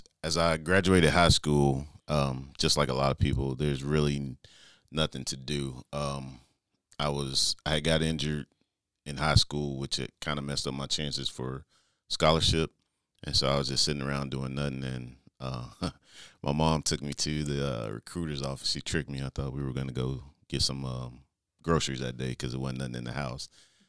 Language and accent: English; Stone Mountain, Georgia, United States; I guess I'll start with where I grew up in Stone Mountain, Georgia. It's what we call the east side of Atlanta. So it's like 20 minutes outside of Atlanta. But I grew up there.